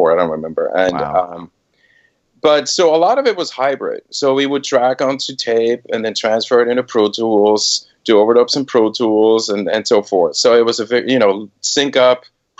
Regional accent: Switzerland; moved away as an adult; also born or lived in Boston / New York / San Francisco Bay Area; I was born and raised in Switzerland

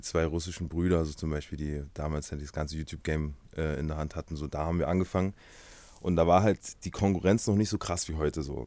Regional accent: Halle, Saxony-Anhalt, Germany; ich komme aus Halle Saale, geboren und aufgewachsen

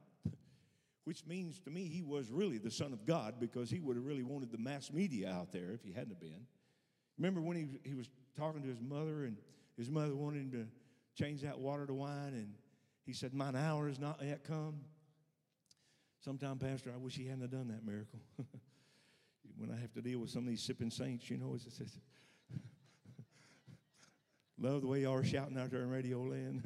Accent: Arkansas, United States; I'm born and raised in Arkansas

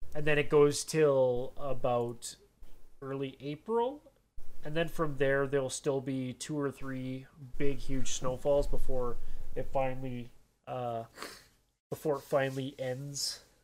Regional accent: Canada; I'm Canadian.

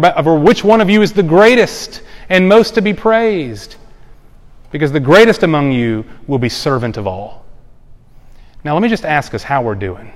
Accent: the Bible Belt, the South, United States; I grew up in the South in the Bible Belt, just like most of us did

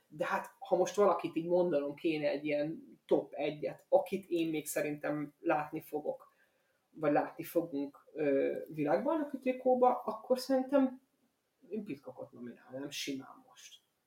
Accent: Hungary; magyar kerékpár rajongóként

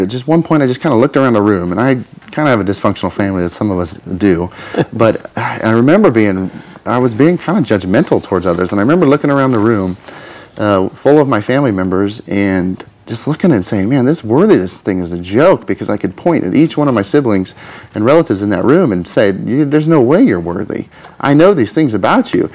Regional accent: Twin Falls, Idaho, United States; now in Kansas, United States; I grew up in Twin Falls

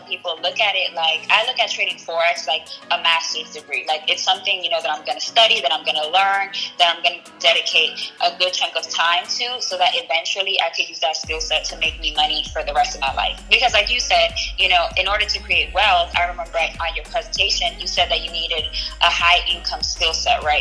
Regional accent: New York City, New York, United States; accent: Bronx; moved away as an adult; also born or lived in Syracuse; I left the Bronx

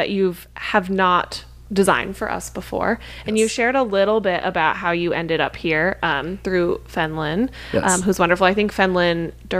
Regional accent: New Jersey, United States; I grew up in New Jersey. I did grow up in the garden part of the Garden State. So I did like have farms around me.

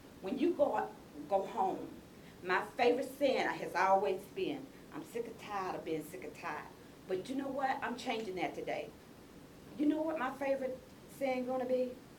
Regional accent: Mississippi, United States; moved away as an adult; I came to John George in 2006 from Mississippi. Let me repeat where I came from. I came from Mississippi.

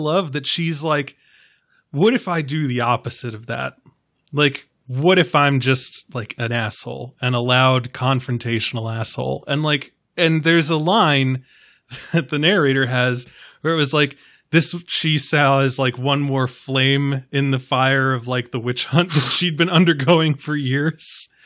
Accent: New York, United States; as a New Yorker

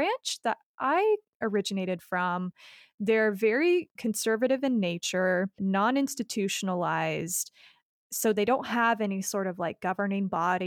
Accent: Kaysville, Utah, United States; I grew up in Kaysville, Utah, and I went to a huge public school there

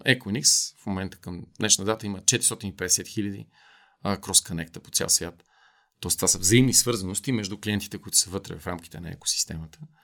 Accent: Bulgaria; като българи сме много горди

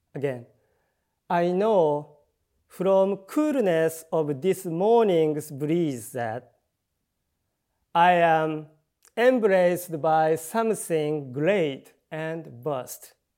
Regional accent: Tokyo, Japan; English is a second language; also born or lived in Chiba Prefecture, Japan; 龍 玄 寺 where I grew up in Tokyo

